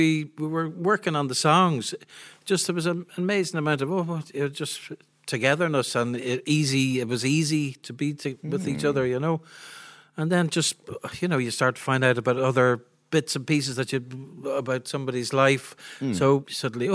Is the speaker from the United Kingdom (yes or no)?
yes; Belfast, Northern Ireland, United Kingdom; also born or lived in York, England; now in Dublin, Ireland; I grew up really in Belfast up till 1970